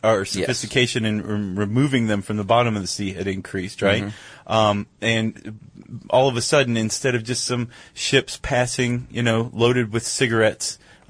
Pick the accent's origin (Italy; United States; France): United States; I'm an American.